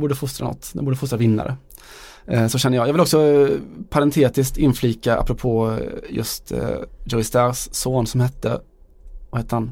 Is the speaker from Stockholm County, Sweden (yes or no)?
no; Västergötland, Västra Götaland, Sweden; vi är från Västergötland